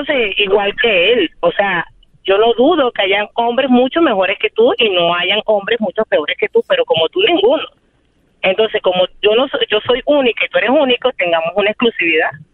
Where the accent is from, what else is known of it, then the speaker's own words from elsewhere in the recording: Venezuela; moved away as an adult; now in Chicago, United States; Soy venezolana y tengo un año medio viviendo en Chicago